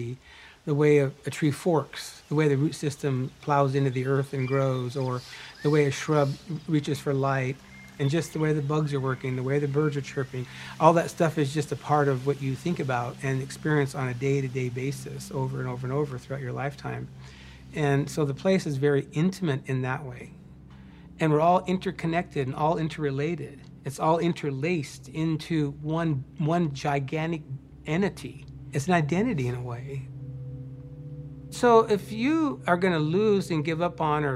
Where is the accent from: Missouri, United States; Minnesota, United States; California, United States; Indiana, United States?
California, United States; Nili Chandan; also born or lived in east side of Lake Earl; And I grew up at a place named Nili Chandan. So I'm a Nili Chandan Deini, meaning I'm a citizen of that place.